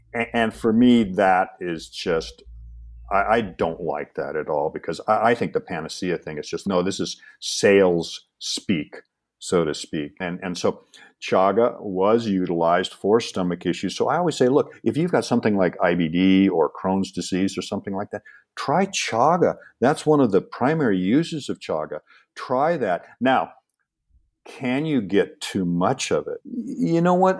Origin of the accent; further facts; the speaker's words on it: Seattle, Washington, United States; when I grew up in Seattle